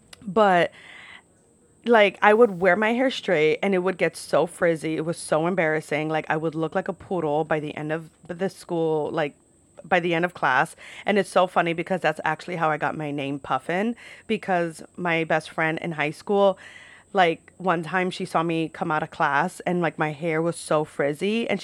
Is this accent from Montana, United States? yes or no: no; New York, United States; no, I'm not from Ireland. I'm actually from New York.